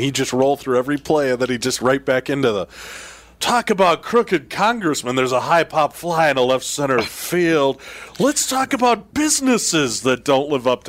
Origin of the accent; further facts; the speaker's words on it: Chicago, Illinois, United States; You and I had that conversation the other day because I grew up in Chicago